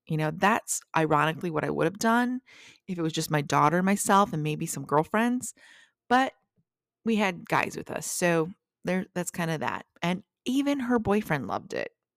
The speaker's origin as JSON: {"language": "English", "town": "Traverse City", "region": "Michigan", "country": "United States", "tie": "born or raised there", "said": "moved away from my hometown of Traverse City"}